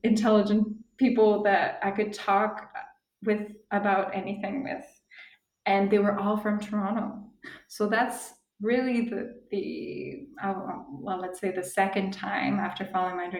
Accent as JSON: {"language": "English", "country": "Switzerland", "tie": "born or raised there", "moved": "as an adult", "lives_now": "Costa Rica", "said": "I grew up in Switzerland"}